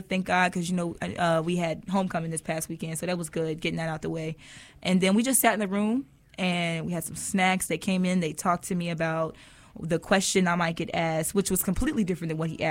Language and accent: English; Rocky Mount, North Carolina, United States; also born or lived in Cincinnati, Ohio; I was born in Cincinnati, Ohio, way up north in the cold. But I actually, at the age of 5, moved down to North Carolina, Rocky Mount, Whitaker's area to be specific